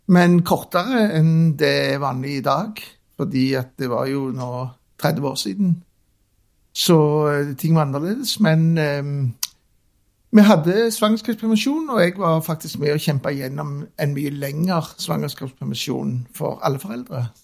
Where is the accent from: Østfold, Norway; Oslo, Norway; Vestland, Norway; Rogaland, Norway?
Rogaland, Norway; Stavanger; Jeg er Oppvokst på Skjulberget, som er så midt i byen som det går an å komme. Inni det som i dag er Kulturhuset. Der, der vokste jeg opp i en liten kommunal leilighet.